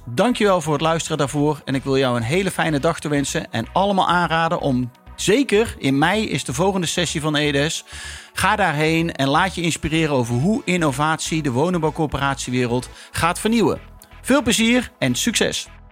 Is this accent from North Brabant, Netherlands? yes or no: yes; Eindhoven, North Brabant, Netherlands; ik kom uit Eindhoven, dus ik ben uh, eh, PSV-fan